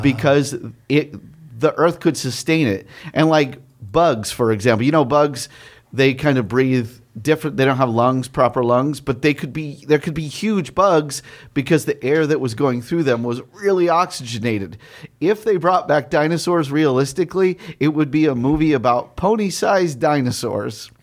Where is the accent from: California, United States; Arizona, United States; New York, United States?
Arizona, United States; I grew up in Arizona in the eighties